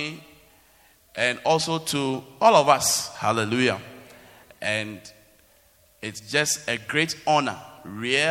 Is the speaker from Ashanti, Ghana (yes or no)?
no; Accra, Greater Accra, Ghana; moved away as an adult; also born or lived in Kumasi; I was from Accra, but I went to university in Kumasi